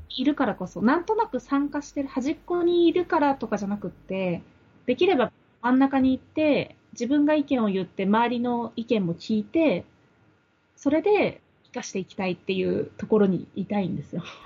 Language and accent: Japanese; Ome, Tokyo, Japan; 私の出身が青梅市なんですけど